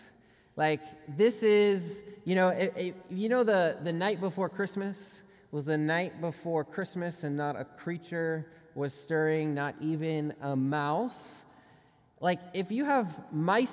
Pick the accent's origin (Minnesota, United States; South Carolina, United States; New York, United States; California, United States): Minnesota, United States; I grew up in Minnesota